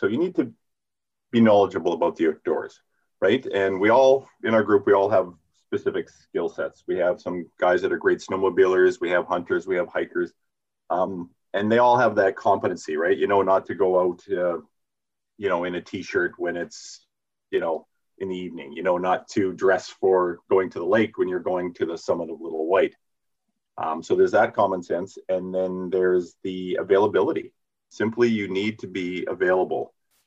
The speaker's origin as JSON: {"language": "English", "town": "Vernon", "region": "British Columbia", "country": "Canada", "tie": "born or raised there", "said": "I grew up in Vernon"}